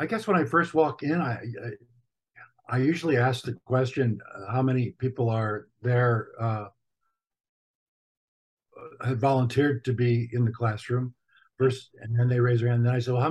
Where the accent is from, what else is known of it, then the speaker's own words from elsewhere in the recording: United States; we Americans